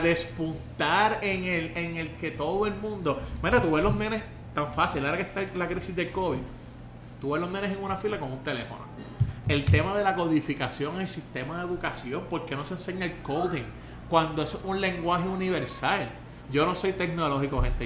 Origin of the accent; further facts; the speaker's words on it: Puerto Rico; Yo la bandera puertorriqueña, y yo me siento orgulloso